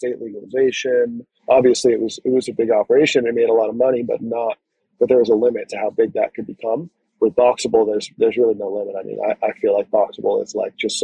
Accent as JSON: {"language": "English", "region": "Connecticut", "country": "United States", "also_born_or_lived": "Northern California", "moved": "as an adult", "said": "I was originally from Connecticut. Then I moved up to Northern California"}